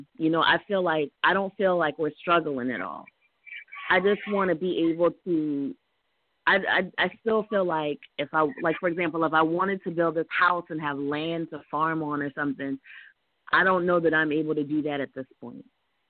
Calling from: South Carolina, United States; I'm calling from South Carolina.

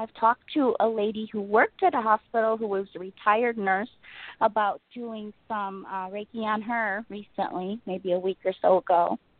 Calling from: Rockford, Illinois, United States; I'm calling from Rockford.

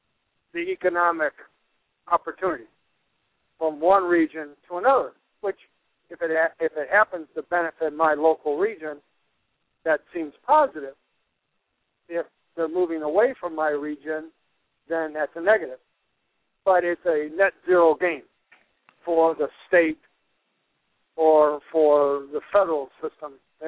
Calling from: Traverse City, Michigan, United States; I'm calling from northern Michigan, the Traverse City area.

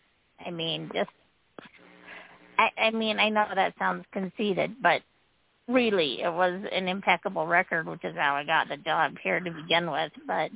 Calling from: Utah, United States; This is …, and I'm from Utah.

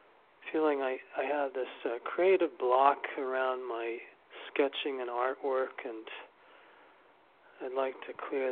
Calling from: New York City, New York, United States; calling from New York City.

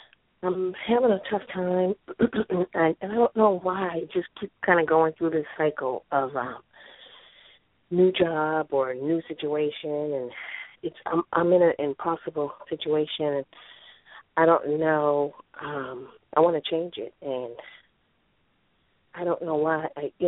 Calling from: Maryland, United States; I'm calling from Maryland.

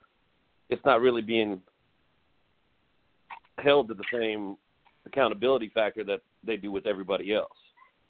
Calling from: Houston, Texas, United States; I'm calling from Sagemont.

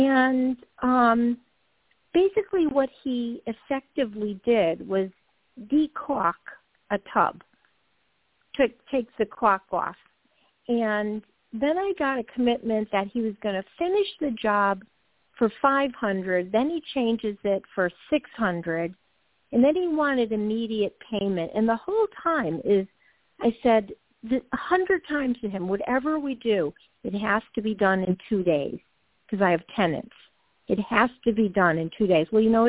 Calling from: Georgia, United States; Hi, Toni. … from Georgia.

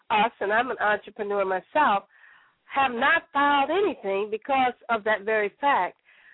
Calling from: Chicago, Illinois, United States; I'm calling from Chicago, Southside

